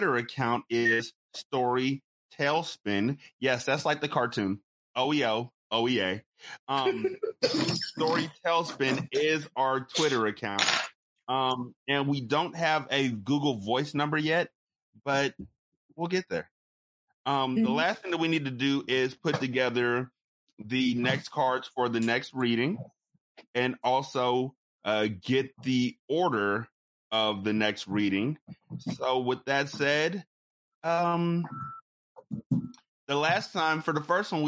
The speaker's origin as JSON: {"language": "English", "town": "Sacramento", "region": "California", "country": "United States", "tie": "born or raised there", "said": "I was born and bred in Sacramento"}